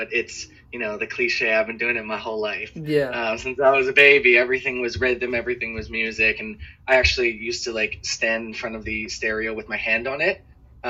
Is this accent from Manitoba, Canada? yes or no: no; Toronto, Ontario, Canada; Well, I've lived in Toronto my whole life. Toronto's great. I love Toronto.